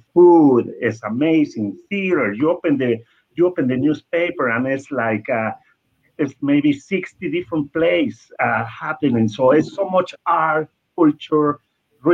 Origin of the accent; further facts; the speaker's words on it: Mexico City, Mexico; now in Brentwood, United States; I was born in Mexico City, and I was born in a very cool place in Mexico City.